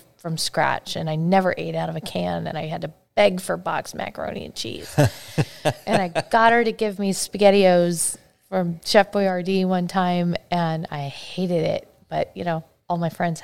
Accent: Battle Ground, Washington, United States; also born or lived in Arizona; I grew up in Battleground, Washington

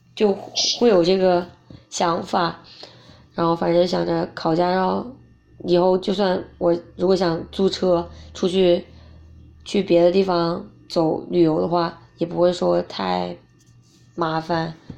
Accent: China; 不想当中国人

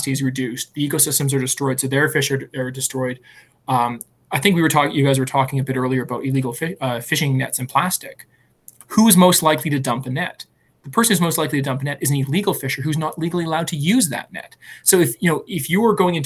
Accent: Alberta, Canada; moved away; I'm from Alberta

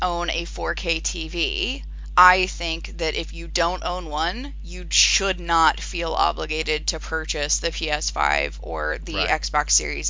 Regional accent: United States; We're from America.

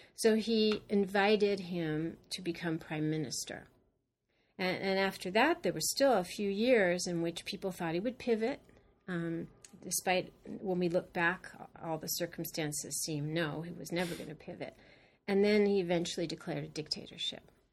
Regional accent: Los Angeles, California, United States; now in New York, United States; I grew up in California

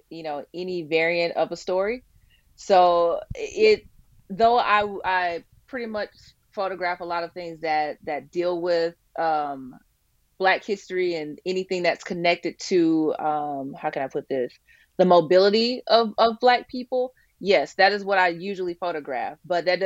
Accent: Birmingham, Alabama, United States; I'm originally from Birmingham, Alabama

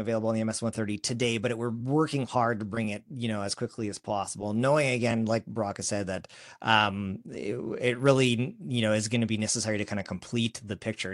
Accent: Saskatchewan, Canada; our hometown of Saskatchewan, our home province

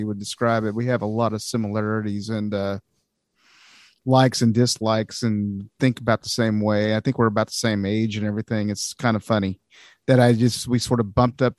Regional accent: United States; also born or lived in Arkansas / Missouri; now in California, United States; growing up in Arkansas and Missouri and places like that before I moved out here

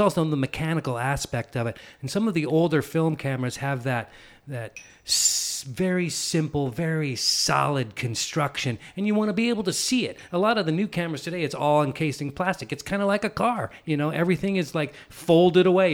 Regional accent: San Leandro, California, United States; also born or lived in Oakland; Grew up in San Leandro in the East Bay

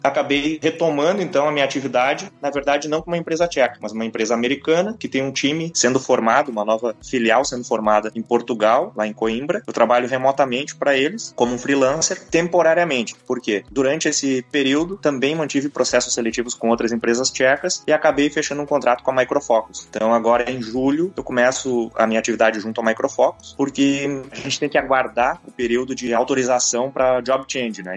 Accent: Rio Grande do Sul, Brazil; moved away as an adult; now in Prague, Czech Republic; eu sou gaúcho, né? Para quem não sabe, o gaúcho é o nativo do Rio Grande do Sul.

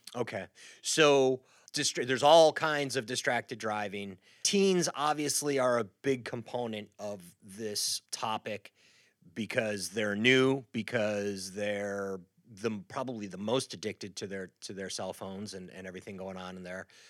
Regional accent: Midwest, United States; moved away; I grew up in the Midwest

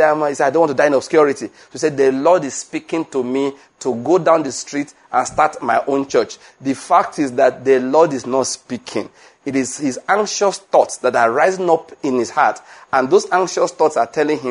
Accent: Western Nigeria, Nigeria; moved away as an adult; also born or lived in Edo State, Nigeria / Lagos, Nigeria / Enugu, Nigeria; I was born in Western Nigeria

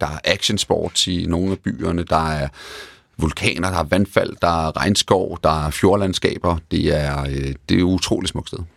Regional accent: Denmark; moved away as an adult; also born or lived in England; Både Tina og jeg er danskere og voksede op i Danmark

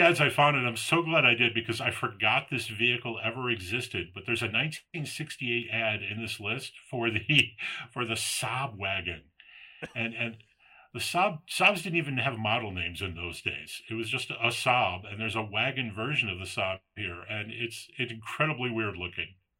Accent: Palatine, Illinois, United States; I grew up in Palatine.

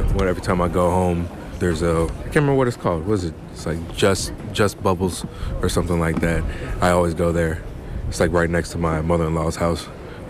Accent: United States; moved away; I'm an American.

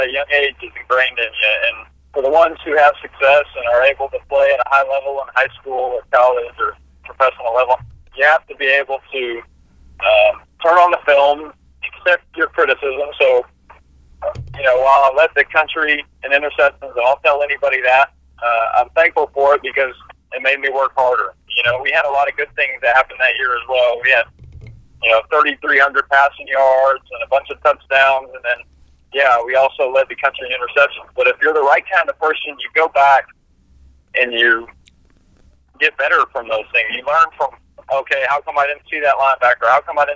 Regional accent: Dallas, Texas, United States; moved away as an adult; I was born and raised in Dallas

